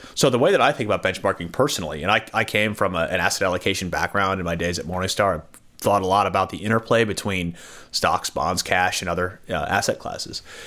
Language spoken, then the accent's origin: English; United States; now in Australia; I'm from the States originally